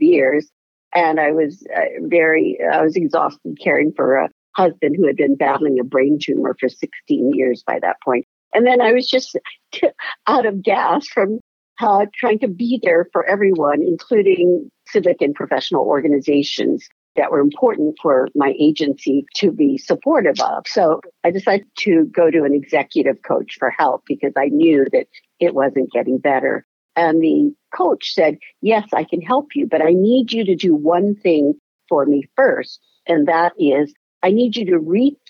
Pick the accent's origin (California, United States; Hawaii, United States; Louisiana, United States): Hawaii, United States; I was living in Hawaii at the time